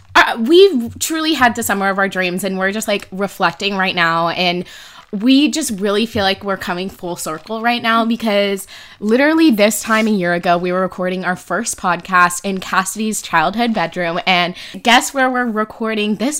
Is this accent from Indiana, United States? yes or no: no; San Diego, California, United States; I'm from San Diego